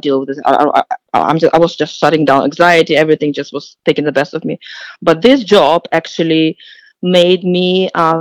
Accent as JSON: {"language": "English", "country": "Ukraine", "tie": "born or raised there", "moved": "as an adult", "lives_now": "United States", "said": "I was born in Ukraine"}